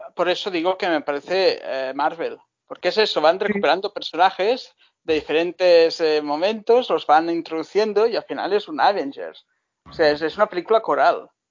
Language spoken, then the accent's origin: Spanish; Baix Llobregat, Catalonia, Spain; volver a mi infancia en el Baix Bregat